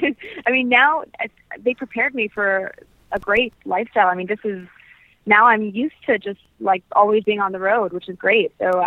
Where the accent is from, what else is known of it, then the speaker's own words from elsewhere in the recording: Canada; also born or lived in United States / England; We grew up in Canada, though, away from my grandparents.